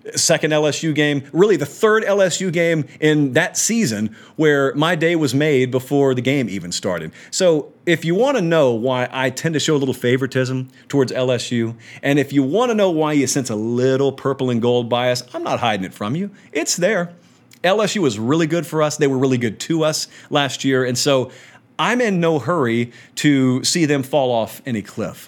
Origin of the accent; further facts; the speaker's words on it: Central Georgia, United States; I'm from Central Georgia